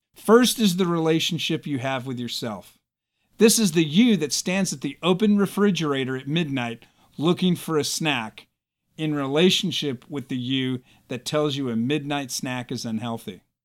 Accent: United States; As American citizens

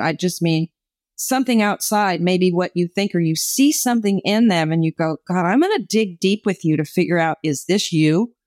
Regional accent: New Jersey, United States; moved away as an adult; also born or lived in New York; I grew up in New Jersey, moved to New York because I wanted to be famous

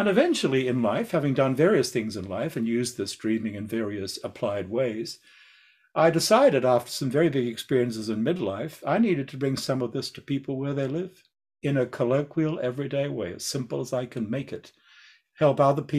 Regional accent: Australia; So, you know, I'm an Australian. I mean, we're outdoor people

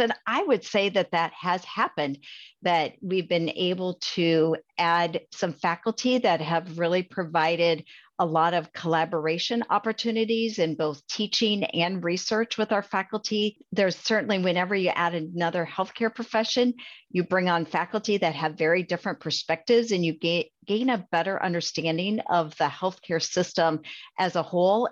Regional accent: Adair County, Iowa, United States; I grew up in Adair County and graduated from Adair Casey High School. uh, that's in Iowa

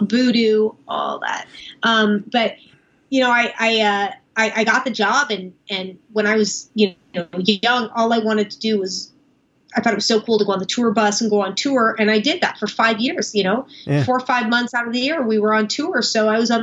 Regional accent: Beverly Hills, California, United States; growing up in Beverly Hills, we went, you know, to Shabbat every Friday

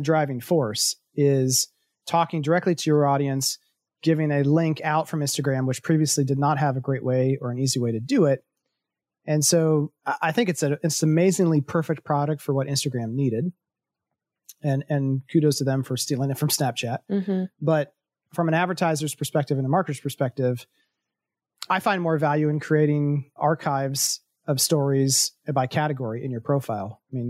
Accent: Ohio, United States; growing up in Central Ohio, I'd say, how long is it going to take to get there?

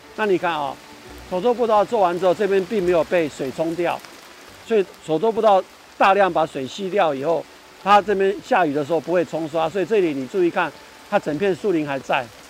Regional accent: Taipei, Taiwan; 我住在万华长大，那万华是一个很封闭的环境，是个旧社区

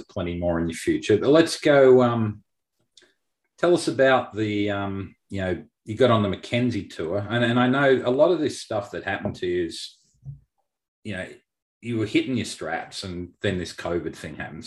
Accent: Melbourne, Victoria, Australia; moved away as an adult; now in United States; I grew up in Melbourne

